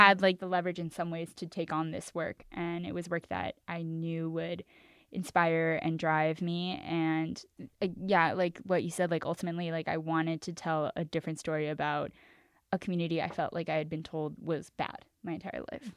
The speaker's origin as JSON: {"language": "English", "town": "Los Angeles", "region": "California", "country": "United States", "tie": "born or raised there", "also_born_or_lived": "New York", "said": "I grew up in East Los Angeles, the real is three two three"}